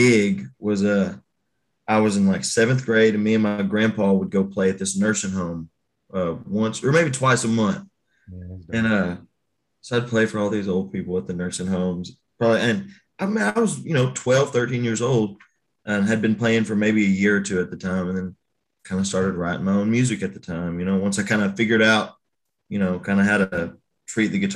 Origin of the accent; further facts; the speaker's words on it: Texarkana, Arkansas, United States; now in Nashville, United States; I'm originally from Texarkana, Arkansas